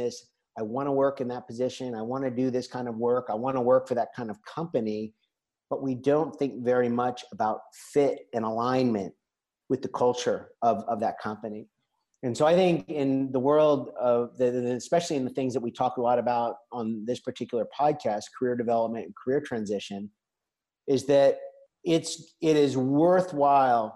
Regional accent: United States; moved away as an adult; now in La Seu d'Urgell, Spain; as an American visitor

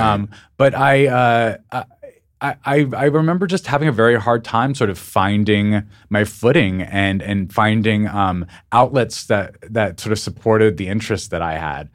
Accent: Albuquerque, New Mexico, United States; moved away; also born or lived in Missoula, Montana / New York / Los Angeles; I grew up in Albuquerque, New Mexico

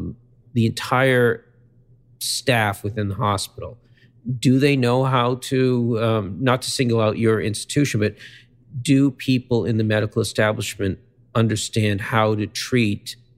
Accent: Boston, Massachusetts, United States; as a Bostonian

